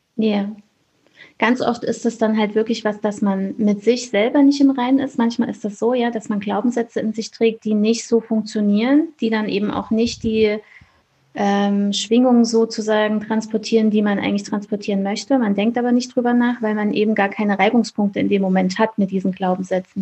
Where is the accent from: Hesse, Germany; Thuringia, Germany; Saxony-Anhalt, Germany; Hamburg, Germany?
Thuringia, Germany; Ich komme aus Thüringen in Deutschland